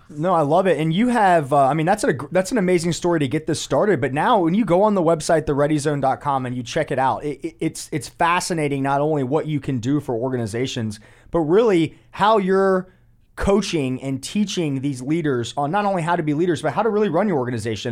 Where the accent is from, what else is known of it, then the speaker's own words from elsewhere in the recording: Winter Park, Florida, United States; I was born in Winter Park, Florida.